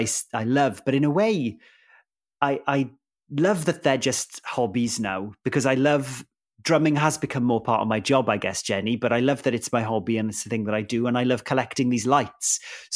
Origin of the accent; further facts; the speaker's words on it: Wales, United Kingdom; first language Welsh; English is a second language; it was a Welsh language program and Welsh is my first language.